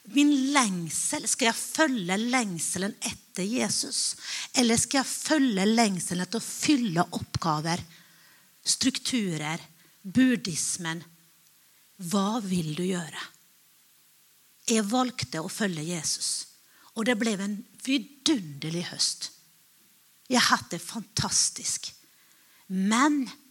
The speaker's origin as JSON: {"language": "Norwegian", "country": "Finland", "said": "Jeg er finne"}